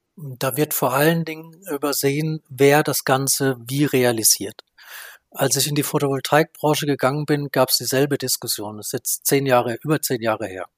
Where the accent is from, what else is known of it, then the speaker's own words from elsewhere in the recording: Baden-Württemberg, Germany; also born or lived in North Rhine-Westphalia; mich betrifft das in meiner Heimat